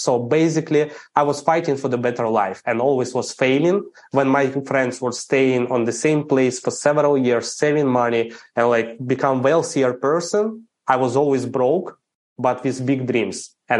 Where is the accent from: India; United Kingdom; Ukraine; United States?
Ukraine; English is a second language; I'm Ukrainian. I grew up in Ukraine, never been abroad, didn't speak English, had no clue anything about what's happening in other countries. Grow up in the average family.